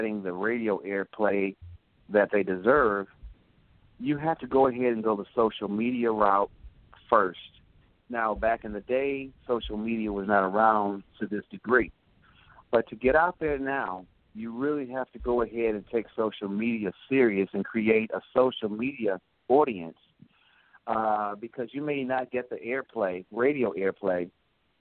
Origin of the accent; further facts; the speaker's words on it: Michigan, United States; also born or lived in Clarksdale, Mississippi; We're from Michigan